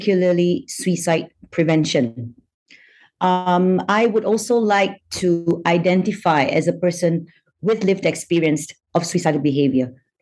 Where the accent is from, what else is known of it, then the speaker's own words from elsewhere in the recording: Malaysia; So I'm Malaysian by nationality. I was born in Malaysia, but my paternal great-grandfather came from China.